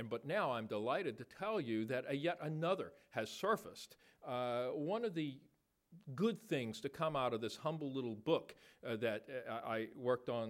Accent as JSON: {"language": "English", "country": "United States", "tie": "born or raised there", "said": "I'm from the Holy City."}